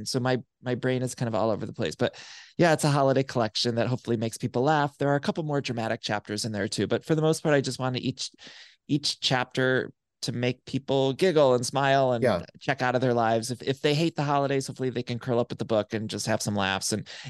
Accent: Solon, Ohio, United States; In my hometown of Solon, Ohio, like there was no access to gay stuff really.

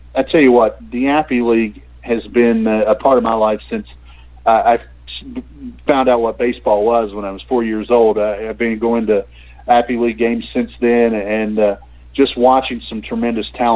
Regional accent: Southwest Virginia, United States; I grew up here in Southwest Virginia

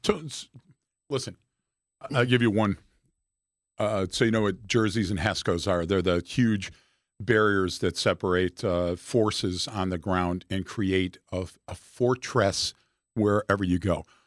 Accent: Detroit, Michigan, United States; I'm from Detroit

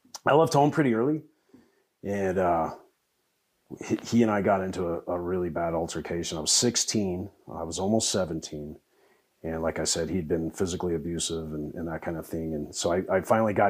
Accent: Parker, Colorado, United States; also born or lived in Denver, Colorado; born and raised in Colorado. I was born in Denver way back when, back in the 1900s. And moved to Parker in 82

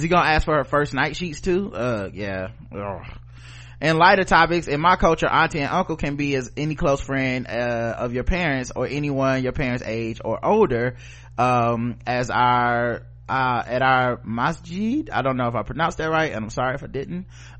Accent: Maine, United States; I'm from Maine.

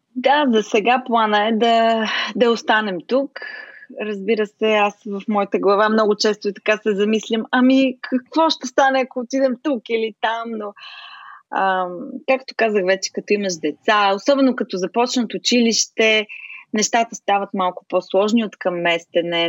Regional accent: Smolyan, Smolyan Province, Bulgaria; moved away as an adult; also born or lived in Chicago, United States; now in United States; Смолян, родния ми град

